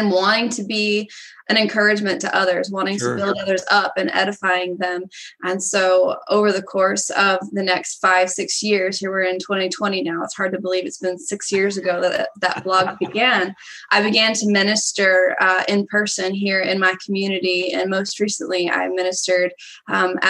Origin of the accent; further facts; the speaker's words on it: Indiana, United States; I'm from Indiana